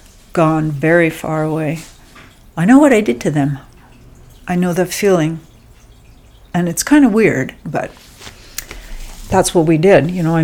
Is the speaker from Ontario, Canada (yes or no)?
yes; Toronto, Ontario, Canada; moved away; also born or lived in Bulkley Valley, Canada; growing up in Toronto, we had a farm in the Niagara Peninsula.